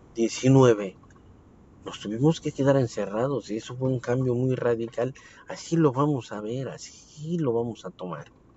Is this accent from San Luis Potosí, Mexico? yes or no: no; Mexico City, Mexico; yo soy de la Ciudad de México